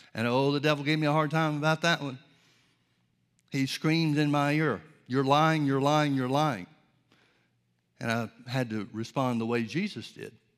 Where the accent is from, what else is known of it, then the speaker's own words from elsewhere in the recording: Birmingham, Alabama, United States; I grew up in Birmingham, Alabama